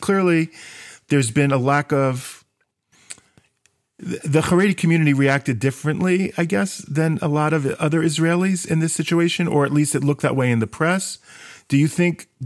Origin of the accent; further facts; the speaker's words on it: New York City, New York, United States; I was raised in Brooklyn when it was Brooklyn